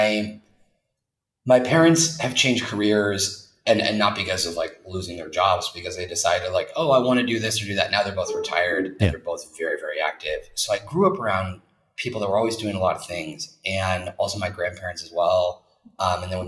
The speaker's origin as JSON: {"language": "English", "country": "United States", "also_born_or_lived": "New York / Los Angeles / Egypt / London", "moved": "as an adult", "lives_now": "Bilbao, Spain", "said": "an American person living here"}